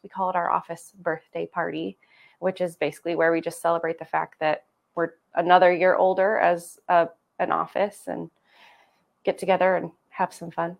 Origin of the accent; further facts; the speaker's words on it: Cove, Oregon, United States; also born or lived in La Grande, Oregon; I grew up in Cove, so, and I didn't go to school in Cove, for the formative years, I came to school in La Grande during that time